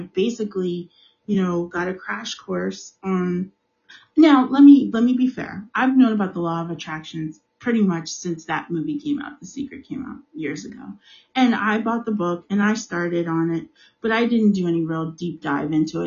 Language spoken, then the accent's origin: English; United States; I'm African American. I live in the United States.